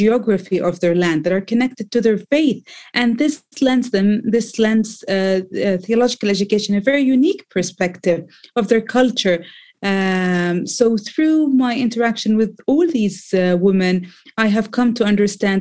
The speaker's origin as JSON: {"language": "English", "town": "Bethlehem", "region": "West Bank", "country": "Palestine", "tie": "born or raised there", "said": "I was born in Bethlehem and grew up in this beautiful little town"}